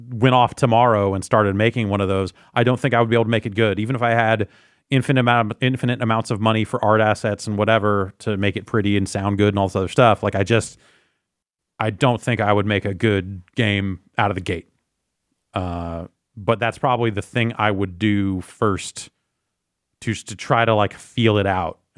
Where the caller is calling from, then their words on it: Akron, Ohio, United States; I'm from Akron, Ohio.